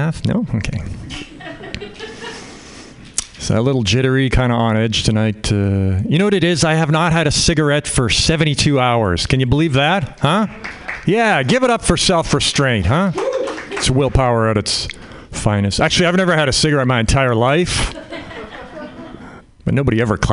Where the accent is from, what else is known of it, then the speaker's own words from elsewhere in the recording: Canada; now in United States; I'm Canadian. I grew up in Canada